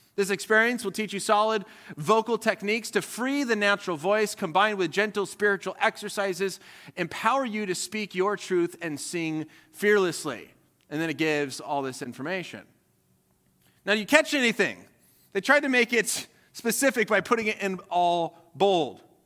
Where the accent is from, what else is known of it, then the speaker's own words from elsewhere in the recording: Colorado, United States; was born and raised in Colorado